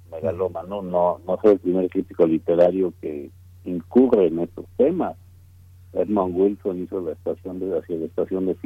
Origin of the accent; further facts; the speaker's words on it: Mexico; Eh bueno, yo como muchísimos mexicanos, tú incluido, pues formamos parte de una conjugación de generaciones